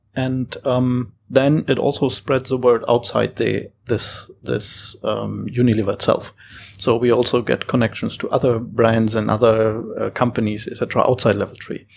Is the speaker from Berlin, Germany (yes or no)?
no; Hamburg, Germany; moved away as an adult; now in Singapore; I'm originally from Hamburg